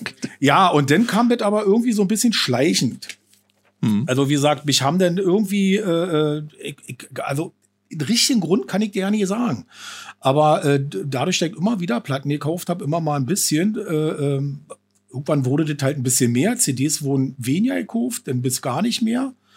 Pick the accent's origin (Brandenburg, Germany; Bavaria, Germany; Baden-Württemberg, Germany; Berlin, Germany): Brandenburg, Germany; Falkensee; ich bin äh, 48 noch. Ähm, ja, Falkenseer äh, schon immer